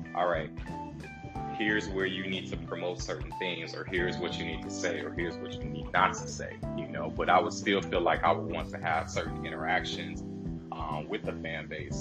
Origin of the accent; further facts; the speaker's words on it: Chicago, Illinois, United States; we, we grew up in Chicago. We grew up in it